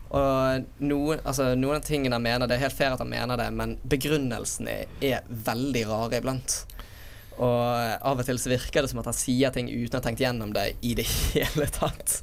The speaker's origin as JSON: {"language": "Norwegian", "town": "Bergen", "region": "Vestland", "country": "Norway", "said": "jeg har jo vært hjemme i Bergen hele tiden"}